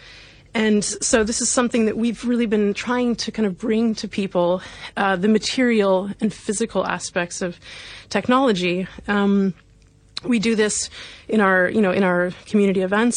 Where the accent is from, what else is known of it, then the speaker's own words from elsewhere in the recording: Missouri, United States; now in London, United Kingdom; at age 12, when I was in primary school, in the state of Missouri in the US